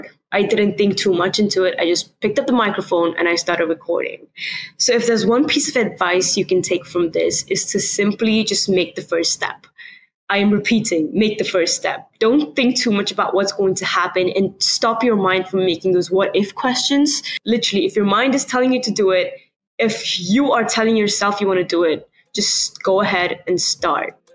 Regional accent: Nigeria; moved away as an adult; now in California, United States; I am from Nigeria, which is why kind of transitioning from Nigeria to California was a big part of my life

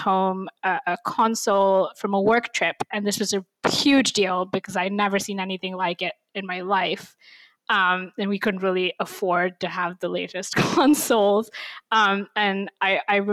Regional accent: India; first language English; moved away as an adult; now in United States; I grew up in India

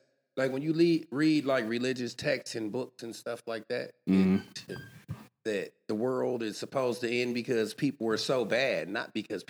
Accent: Oakland, California, United States; Yeah, I'm from Oakland.

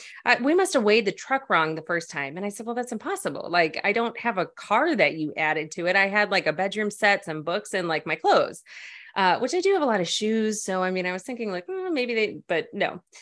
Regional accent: Chicago, Illinois, United States; now in California, United States; I came from Chicago, and Chicago is a very family-oriented town. And when I wanted to move to California, everybody thought I was crazy

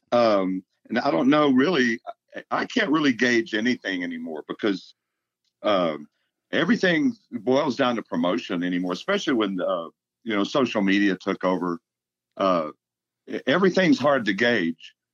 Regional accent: Texarkana, Texas, United States; moved away as an adult; Uh, until I went to college, so like 18, 19. I went to one year at uh, County Junior College, and then moved to Denton after that.

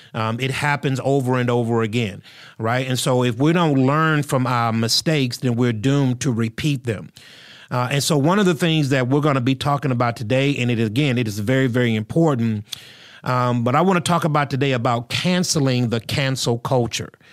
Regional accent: United States; I'm an American. I live in the United States of America.

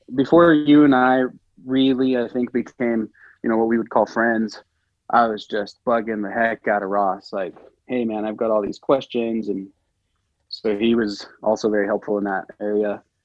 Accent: American Samoa; I grew up in American Samoa

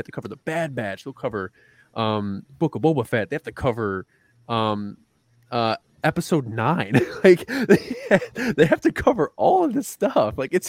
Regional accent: Chicago, Illinois, United States; Chicago, which is my hometown.

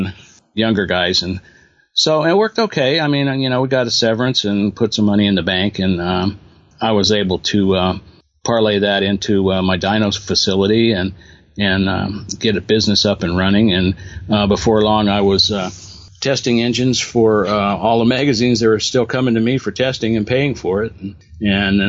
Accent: Albuquerque, New Mexico, United States; I grew up in New Mexico in Albuquerque

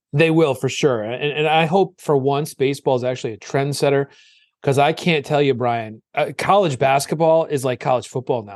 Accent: Old Saybrook, Connecticut, United States; I grew up on the shoreline in Old Saybrook, and I live here now

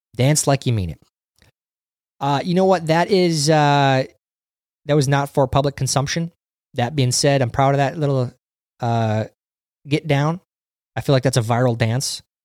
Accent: Minnesota, United States; we grew up in Minnesota

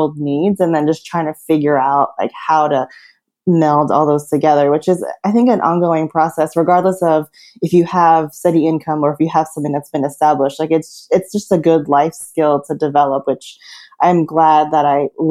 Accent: New Jersey, United States; moved away as an adult; also born or lived in New York; I was born and raised in New Jersey, which some people joke is like the sixth borough.

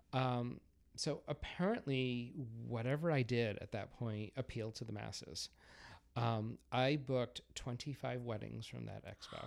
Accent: Massachusetts, United States; accent: Boston; I was born and raised in Massachusetts. Um, I'm not sure if you can tell from my horrible Boston accent

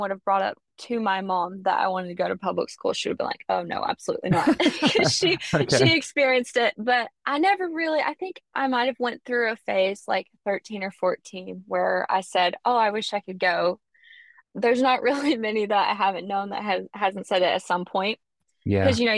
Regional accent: Alabama, United States; accent: Southern; I'm from Alabama. You can probably tell I'm Southern from my accent

